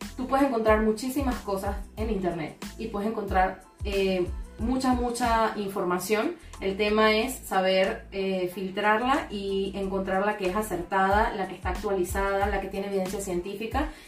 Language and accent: Spanish; Venezuela; now in Panama; tanto en mi país, en Venezuela, como acá en Panamá